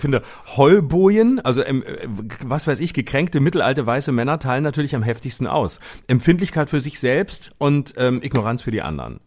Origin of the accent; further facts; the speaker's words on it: Lörrach, Baden-Württemberg, Germany; moved away; in meiner Heimat bin ich in Lörrach am 24.